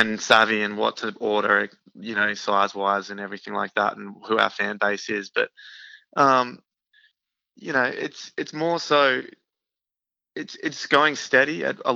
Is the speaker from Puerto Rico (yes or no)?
no; Australia; We're Australian